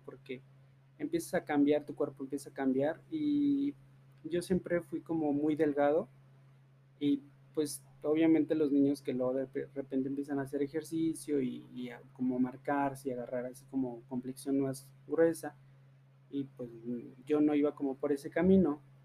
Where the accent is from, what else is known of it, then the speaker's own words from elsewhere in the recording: Teocaltiche, Jalisco, Mexico; moved away as an adult; now in Aguascalientes, Mexico; los dos somos de, de, de Teocaltiche, de allá de Jalisco